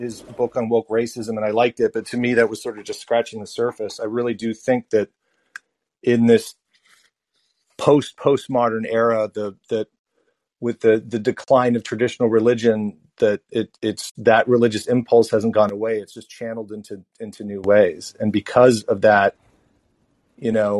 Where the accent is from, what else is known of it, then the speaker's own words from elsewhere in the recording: California, United States; I've lived in other parts of the country at various points, but I was born in California. I've lived most of my life here in both the North and the Northern and Southern California